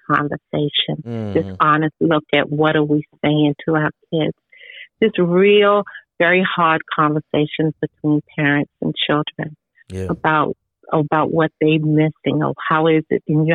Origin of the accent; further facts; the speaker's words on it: Baltimore, Maryland, United States; when I was growing up in Baltimore City, I had the whole neighborhood